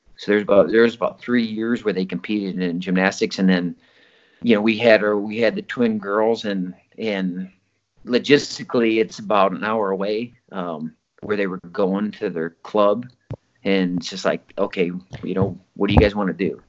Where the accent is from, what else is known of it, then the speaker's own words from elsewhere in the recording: Osage, United States; Osage in the town that I lived